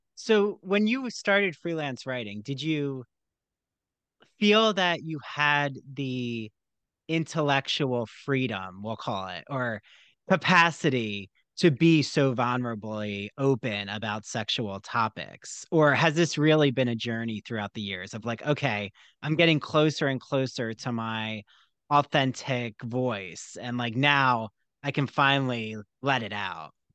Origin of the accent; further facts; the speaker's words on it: outside Philadelphia, New Jersey, United States; I grew up in New Jersey outside Philly